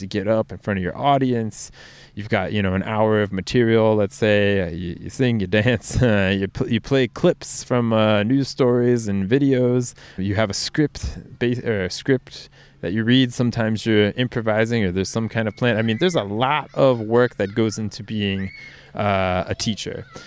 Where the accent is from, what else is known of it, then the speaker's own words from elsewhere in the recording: United States; now in Norway; my home country, the U S